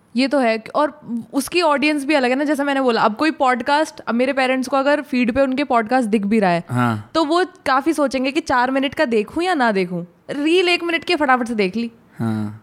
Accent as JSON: {"language": "Hindi", "town": "Bulandshahr", "region": "Uttar Pradesh", "country": "India", "moved": "yes", "said": "पहले हम बुलंदशहर में रहते थे"}